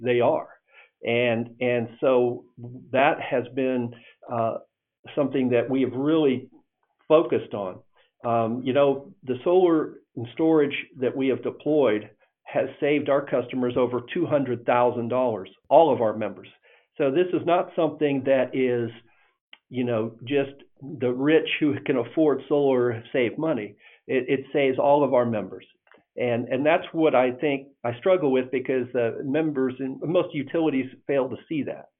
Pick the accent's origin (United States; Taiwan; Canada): United States; Indiana; now in Texas, United States; I grew up in Indiana, uh, and uh, I had uh, we had a farm in northern Indiana